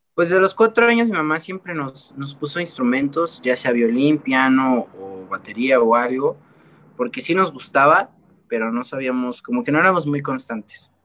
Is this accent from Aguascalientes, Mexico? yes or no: no; Puebla, Mexico; aquí yo soy de Puebla